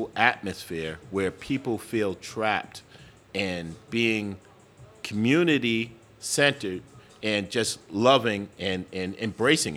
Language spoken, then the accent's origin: English; New York, United States; moved away as an adult; now in Phoenix, United States; being urban, growing up in New York